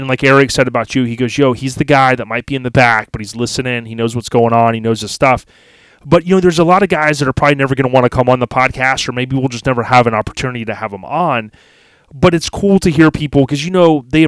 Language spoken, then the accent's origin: English; Land O'Lakes, Florida, United States; I grew up in Land O'Lakes, dog, we actually had cable TV